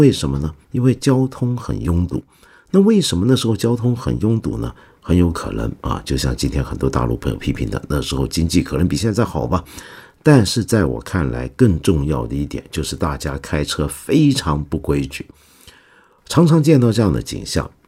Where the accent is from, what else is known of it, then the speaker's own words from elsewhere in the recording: Taiwan; 恰恰因为我在台湾长大，我整个七十年代到八十年代头都在台湾